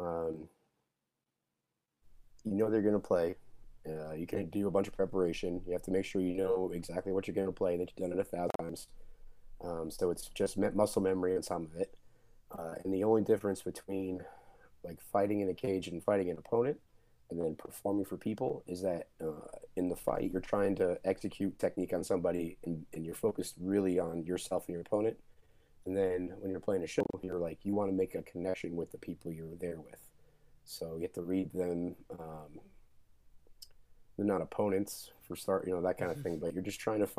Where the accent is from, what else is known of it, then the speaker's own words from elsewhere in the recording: New York, United States; I grew up in New York